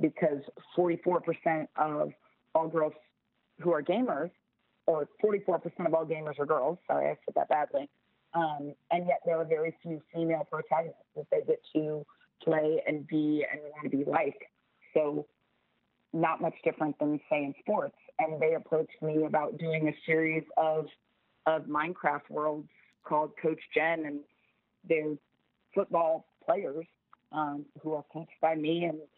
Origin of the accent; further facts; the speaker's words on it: Florida, United States; Florida, my home state of Florida